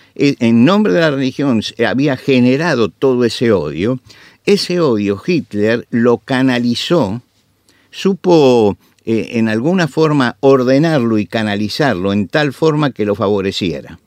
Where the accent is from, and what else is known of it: Argentina